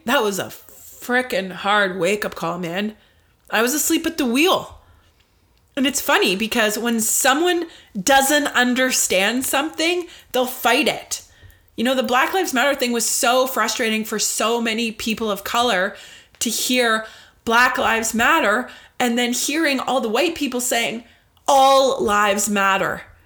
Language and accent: English; Ottawa, Ontario, Canada; here in my hometown of Ottawa